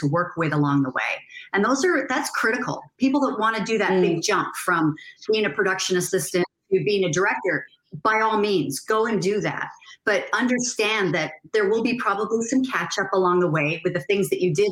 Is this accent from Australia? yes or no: no; Canada; I'm originally from Canada